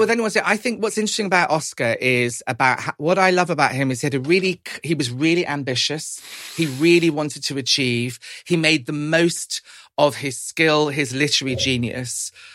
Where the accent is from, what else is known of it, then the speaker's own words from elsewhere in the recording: United Kingdom; my, my parents were Irish immigrants to this country. Um, growing up kind of in the seventies and eighties, being Irish wasn't always easy